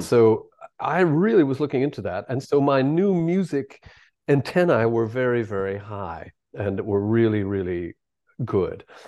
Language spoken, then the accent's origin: English; Bloomington, Minnesota, United States; born or raised there; moved away as an adult; now in Manchester, United Kingdom